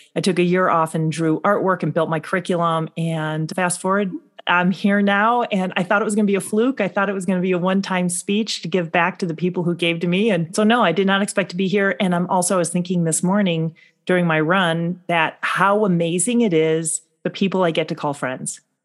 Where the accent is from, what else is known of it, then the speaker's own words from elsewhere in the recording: North Shore of Chicago, Illinois, United States; I grew up in the North Shore of Chicago.